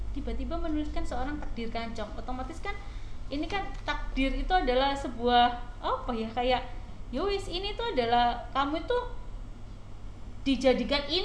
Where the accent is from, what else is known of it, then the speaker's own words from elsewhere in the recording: Surakarta, Central Java, Indonesia; cuman memang saya karena kebetulan saya aslinya dari Solo